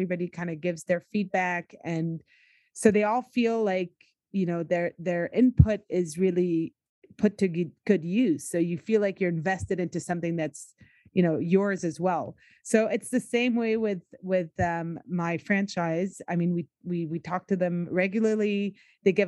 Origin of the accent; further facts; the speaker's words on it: United States; now in Quebec, Canada; I grew up in the States